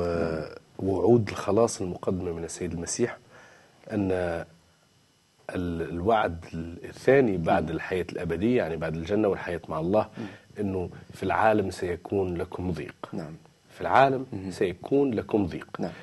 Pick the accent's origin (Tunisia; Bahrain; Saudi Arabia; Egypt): Tunisia; وعندنا في تونس